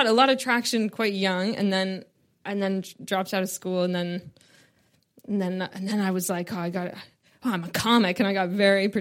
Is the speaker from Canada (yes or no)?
yes; Canada; I'm from Canada